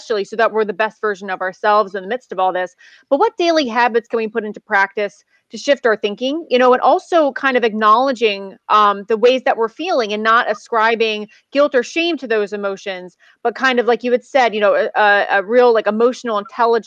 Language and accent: English; United States; as an American